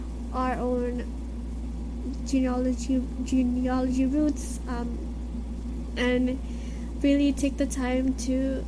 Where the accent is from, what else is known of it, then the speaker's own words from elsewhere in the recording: Philippines; And being Filipino and having to be also mixed is one thing that we sometimes take for granted